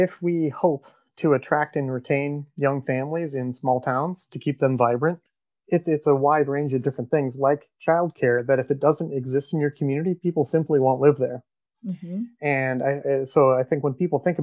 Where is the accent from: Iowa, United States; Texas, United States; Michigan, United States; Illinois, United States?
Iowa, United States; north of Dubuque; also born or lived in Chicago / Des Moines; I'm from Iowa originally. I grew up on a little farm north of Dubuque.